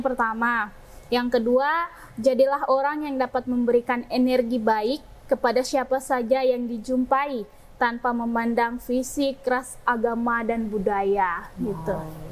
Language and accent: Indonesian; Jayapura, Papua, Indonesia; Asal saya dari Jayapura